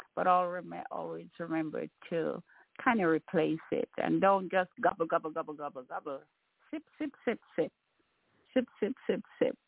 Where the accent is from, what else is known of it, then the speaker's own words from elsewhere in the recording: Jamaica; moved away; I'm a Jamaican